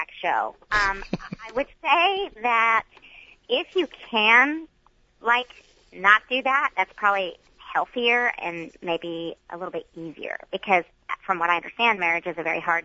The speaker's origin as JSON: {"language": "English", "region": "the Bible Belt", "country": "United States", "tie": "born or raised there", "said": "I was raised in the Bible Belt"}